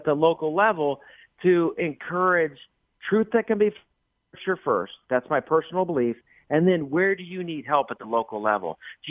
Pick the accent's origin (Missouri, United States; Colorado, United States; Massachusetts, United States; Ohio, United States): Ohio, United States; moved away; is coming home. A major opportunity opened up for me to be back in Central Ohio. Just a wonderful opportunity. So I'll be able to spend a minimum of 2 weeks in my home state and then still be traveling.